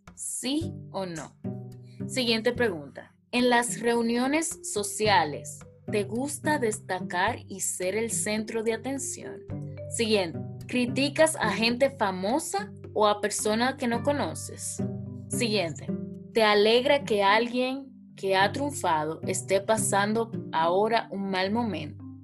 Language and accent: Spanish; Dominican Republic; moved away as an adult; also born or lived in Santo Domingo; now in England; yo me encuentro en Inglaterra, pero las dos somos dominicanas.